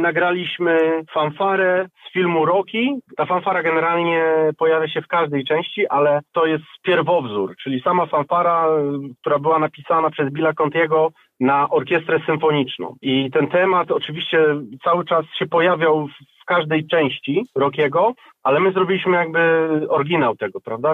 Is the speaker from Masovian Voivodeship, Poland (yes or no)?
no; Opole, Opole Voivodeship, Poland; razem dorastaliśmy w Opolu w szkole muzycznej